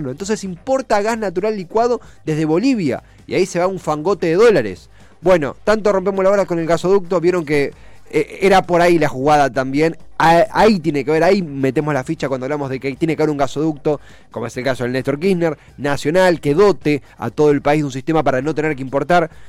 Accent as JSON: {"language": "Spanish", "country": "Argentina", "said": "ninguno de nosotros es turista porque somos argentinos, eh, locales, domésticos"}